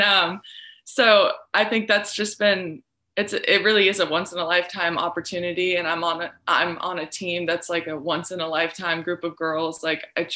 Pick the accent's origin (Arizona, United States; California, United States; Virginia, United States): Arizona, United States; moved away as an adult; now in Lincoln, United States; family that I wasn't necessarily too close to growing up in Arizona